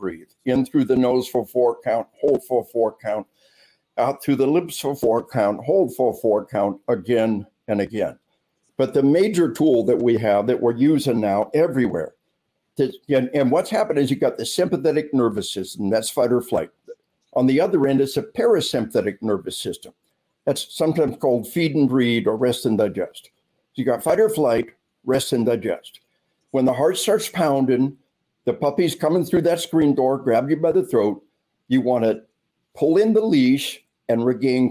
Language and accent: English; Arkansas, United States; unless you're from my home state of Arkansas